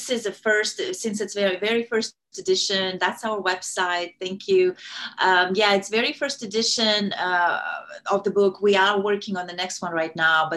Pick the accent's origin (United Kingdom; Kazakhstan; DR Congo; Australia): Kazakhstan; first language Russian; English is a second language; moved away as an adult; now in United States; I'm originally from Kazakhstan. I grew up in the Soviet Union. My native language is Russian. And I came here to the U.S. in 2001